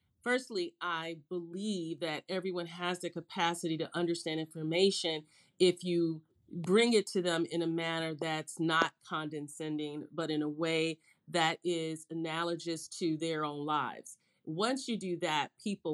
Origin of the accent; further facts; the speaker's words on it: Chicago, Illinois, United States; I grew up in Chicago, and I grew up when Chicago was really just a Midwestern town.